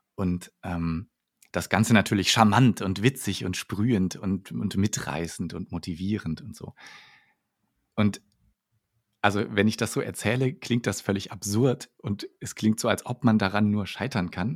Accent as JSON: {"language": "German", "region": "Northern Germany", "country": "Germany", "said": "ich komme ja tatsächlich aus dem Norden, also noch viel weiter ja. nördlich als äh, Münster."}